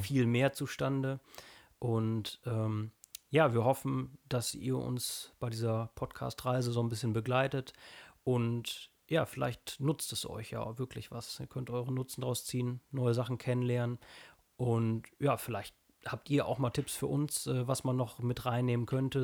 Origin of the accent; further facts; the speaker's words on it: North Rhine-Westphalia, Germany; ich komme aus Nordrhein-Westfalen